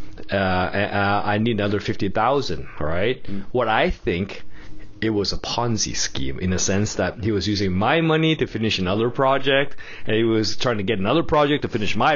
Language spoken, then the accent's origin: English; Hong Kong; also born or lived in Bali; I'm from Hong Kong